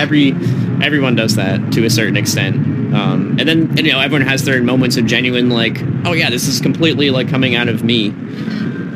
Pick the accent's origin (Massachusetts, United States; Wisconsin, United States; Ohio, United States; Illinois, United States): Massachusetts, United States; moved away as an adult; now in Los Angeles, United States; I am from Massachusetts